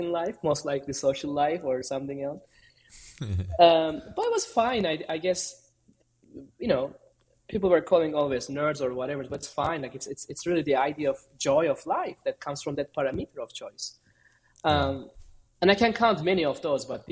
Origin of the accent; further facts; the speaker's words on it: Istanbul, Turkey; I'm originally from Istanbul, Turkey